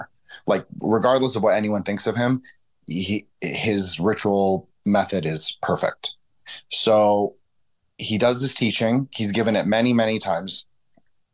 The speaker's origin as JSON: {"language": "English", "town": "Toronto", "region": "Ontario", "country": "Canada", "tie": "born or raised there", "said": "I grew up in Toronto"}